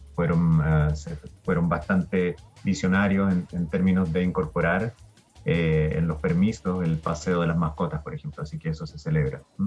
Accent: Chile

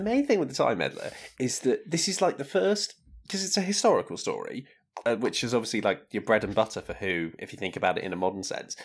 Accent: United Kingdom; we are, we are British

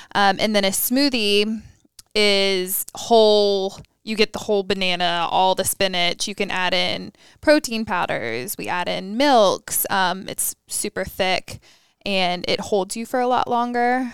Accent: Raleigh, North Carolina, United States; now in Charlotte, United States; I'm from Raleigh.

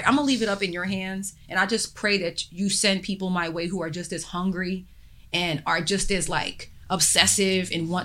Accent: New York, United States; I was born in New York

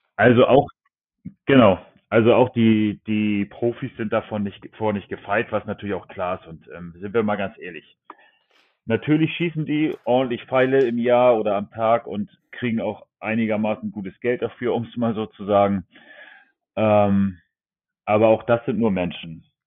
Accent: Germany; bei uns in Deutschland

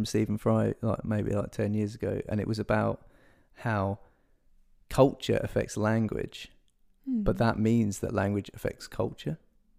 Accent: United Kingdom; we're British.

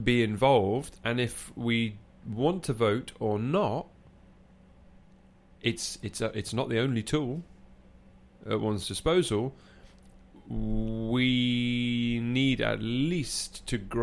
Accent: England, United Kingdom; moved away; an English person living here

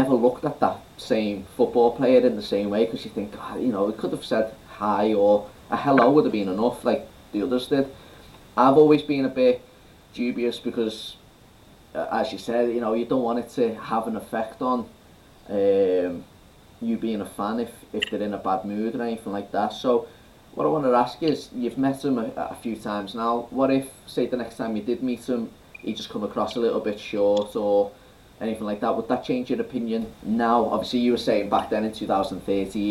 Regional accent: Liverpool, North West England, United Kingdom; my hometown of Liverpool

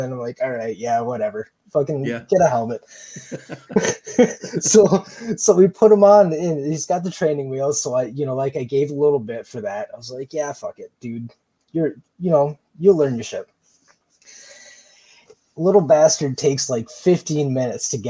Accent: Michigan, United States; moved away as an adult; we just moved back to Michigan a couple of years ago

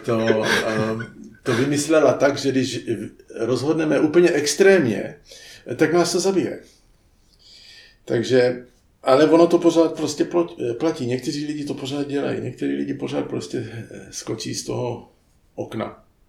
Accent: United States; moved away; jsem vyrostl v poměrně chudé čtvrti v Americe, to byla dělnická čtvrta, byli to samý Italové a Čani

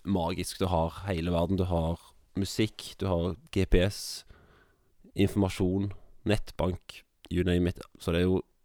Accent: Jørpeland, Rogaland, Norway; moved away as an adult; now in Kviteseid, Norway; Jeg er fra Rogaland, jeg er fra Jørpeland

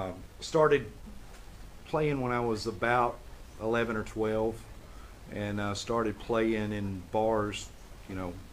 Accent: Helena, Arkansas, United States; also born or lived in Marianna, Arkansas; I was born in a little place called Helena, Arkansas.

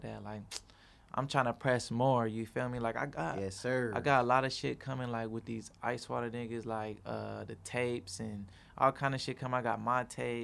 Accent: East Side, Arizona, United States; I come from the East Side and grew up with my mama

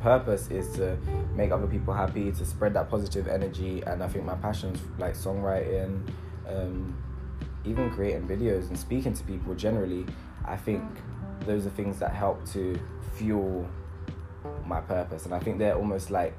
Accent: London, United Kingdom; I'm from East London.

